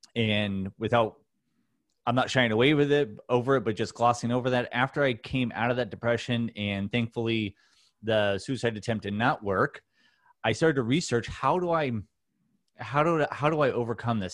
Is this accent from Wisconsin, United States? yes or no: no; Newport Beach, California, United States; I grew up in Orange County, California, in Newport Beach